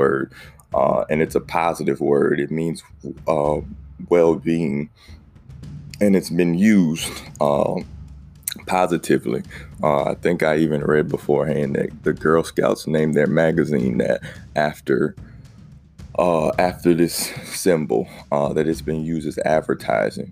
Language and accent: English; South Carolina, United States; growing up in South Carolina, the Confederate flag is a huge thing